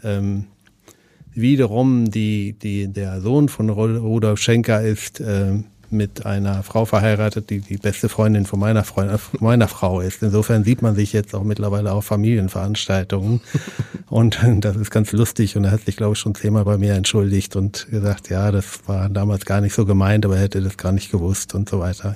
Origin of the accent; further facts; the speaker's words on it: East Frisia, Lower Saxony, Germany; now in Hamburg, Germany; ich komme aus Ostfriesland